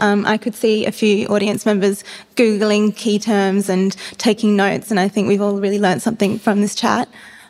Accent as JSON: {"language": "English", "country": "Australia"}